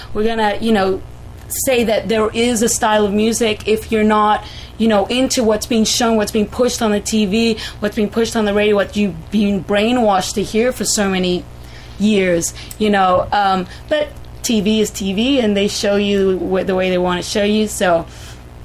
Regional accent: Crete, Greece; we were punk rock, but we're also from Crete

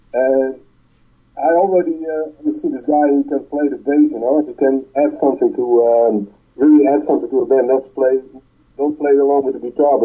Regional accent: Netherlands; English is a second language; Utrecht and Amsterdam.

